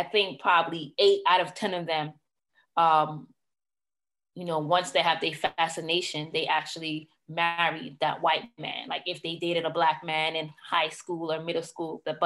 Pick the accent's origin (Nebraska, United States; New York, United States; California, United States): New York, United States; New York City; I am from Brooklyn, New York